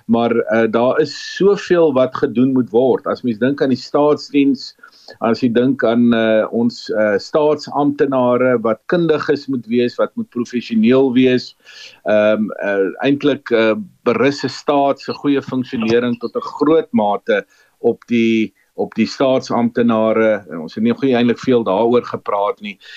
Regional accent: South Africa; ons as Suid-Afrikaners

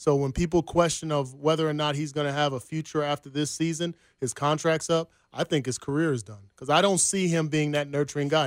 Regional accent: New Jersey, United States; moved away as an adult; now in Kansas City, United States; I'm from Jersey. All my family's back there

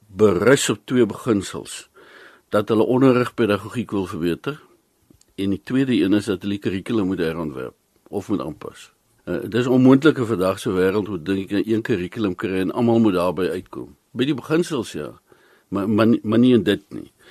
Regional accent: South Africa; Ons is Suid-Afrikaners

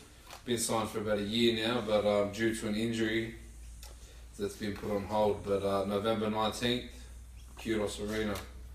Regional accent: Sydney, New South Wales, Australia; born and raised in Western Sydney, fight out of Western Sydney, and everything else out of Western Sydney.

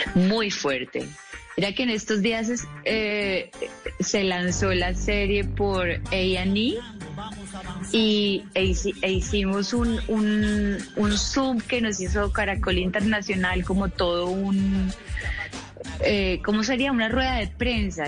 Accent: Colombia; como colombiana

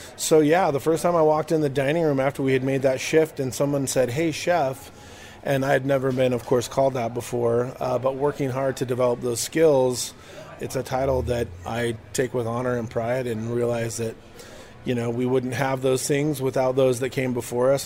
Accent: Southwest, United States; growing up in the Southwest

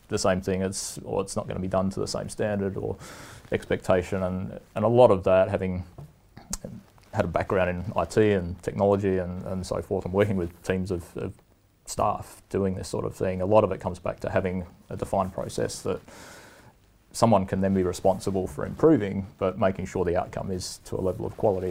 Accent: Port Lincoln, South Australia, Australia; moved away as an adult; now in Canada; my hometown of Port Lincoln, mm. over in mm. South Australia

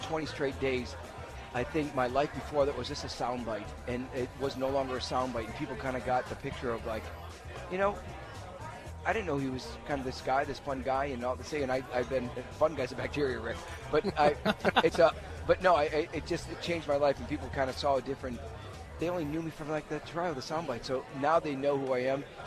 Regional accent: Wisconsin, United States; moved away; I'm originally from Wisconsin

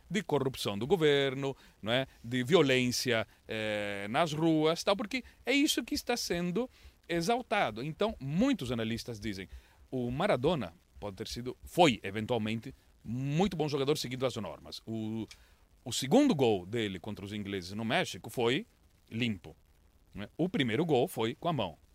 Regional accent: Londrina, Paraná, Brazil; E eu cresci em Londrina e eu adoro o cupim.

